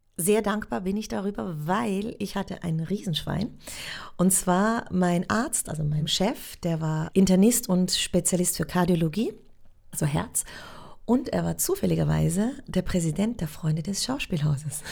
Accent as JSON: {"language": "German", "country": "Switzerland", "also_born_or_lived": "Munich / Berlin", "accent": "Swiss", "moved": "as an adult", "said": "dass ich Schweizerin bin und mein Akzent so unglaublich stark wäre"}